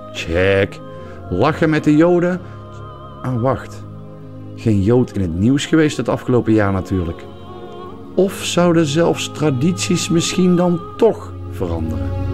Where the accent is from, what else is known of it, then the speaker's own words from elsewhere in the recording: southern Netherlands, Netherlands; ik kom uit het zuiden van Nederland